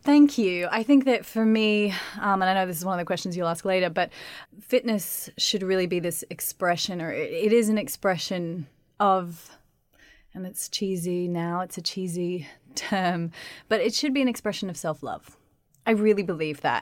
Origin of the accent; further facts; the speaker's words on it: Australia; moved away; I just grew up in Australia